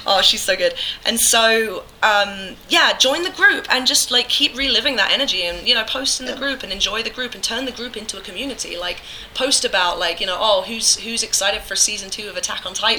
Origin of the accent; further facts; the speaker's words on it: England, United Kingdom; moved away; when I was a kid growing up in England, I was raised uh, above my grandmother's pub